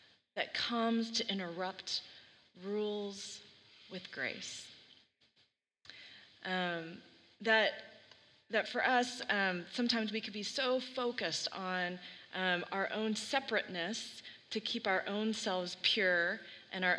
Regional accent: Texas, United States; now in Oregon, United States; when I was growing up in Texas

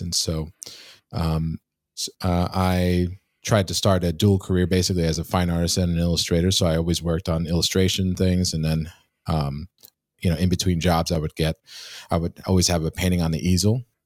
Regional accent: New York City, New York, United States; moved away; my hometown of, um, Queens, uh, New York

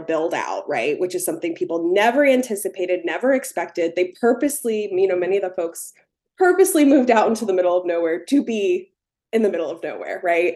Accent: Cincinnati, Ohio, United States; now in Morgantown, United States; I grew up in the Cincinnati area

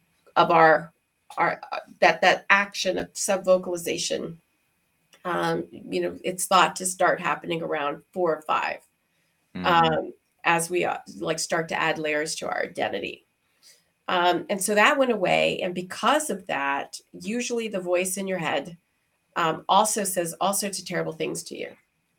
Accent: Houston, Texas, United States; moved away; also born or lived in Shanghai / Hong Kong; growing up in Houston, Texas, as a little Black girl in a white neighborhood

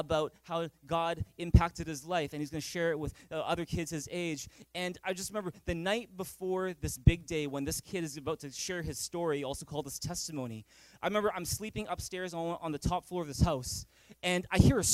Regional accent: Vancouver, British Columbia, Canada; growing up in Vancouver

